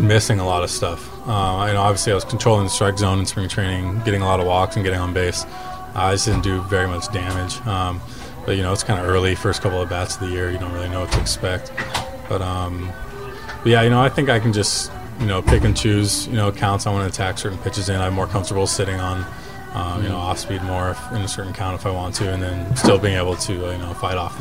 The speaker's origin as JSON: {"language": "English", "town": "Seattle", "region": "Washington", "country": "United States", "tie": "born or raised there", "said": "I was born in Seattle"}